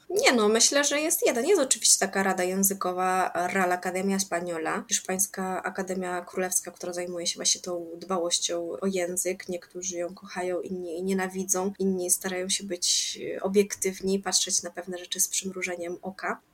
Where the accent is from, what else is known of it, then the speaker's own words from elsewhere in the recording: Podkarpacie, Subcarpathian Voivodeship, Poland; ja jestem z Podkarpacia i na pewno mówię jakoś inaczej niż ktoś, kto jest y, z Mazowsza